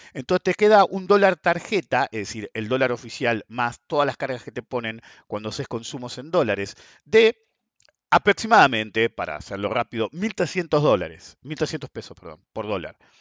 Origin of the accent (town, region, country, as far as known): Argentina